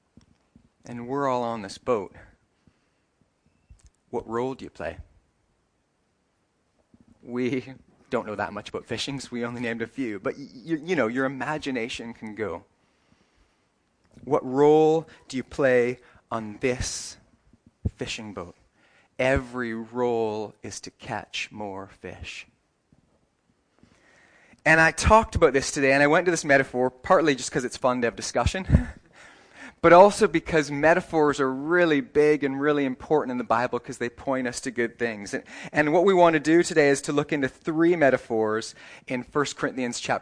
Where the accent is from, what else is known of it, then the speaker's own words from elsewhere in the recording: Canada; moved away; if you go to my hometown, it doesn't matter what anyone was, what any job they do, if you ask them what kind of town this is, they say, this is a hockey town. That's in Canada